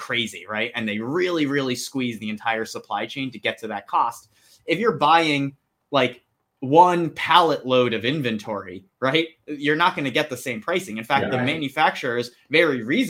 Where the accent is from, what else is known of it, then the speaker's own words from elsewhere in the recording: New Jersey, United States; born and raised in New Jersey